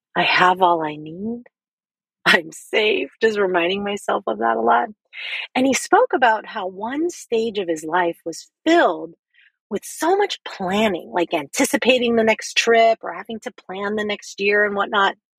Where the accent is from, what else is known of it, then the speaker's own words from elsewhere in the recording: Philippines; as a Filipina woman raised as a strict Catholic in a poor and violent neighborhood